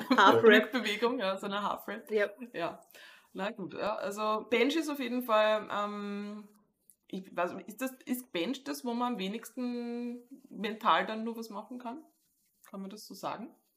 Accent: Austria; accent: Austrian dialect; in den österreichischen heftigsten Dialekt verfalle

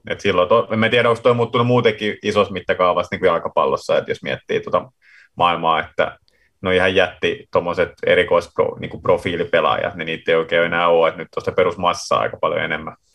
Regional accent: Finland; now in Sweden; mä tulin Suomesta, että mitä tämä foodis merkkaa täällä.

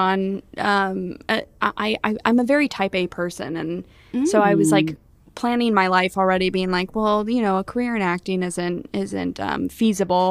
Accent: Goodlettsville, Tennessee, United States; moved away; also born or lived in Los Angeles; I grew up in Goodlettsville, Tennessee. Small town, little country town with cows and horses.

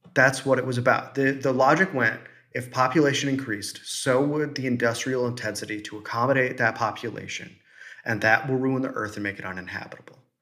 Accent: Midwest, United States; I'm from the Midwest.

